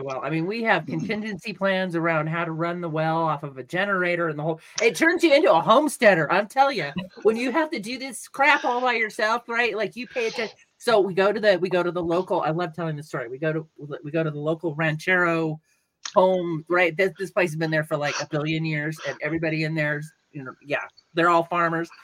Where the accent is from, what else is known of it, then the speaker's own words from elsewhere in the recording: California, United States; also born or lived in Denver; now in New Mexico, United States; I'm from California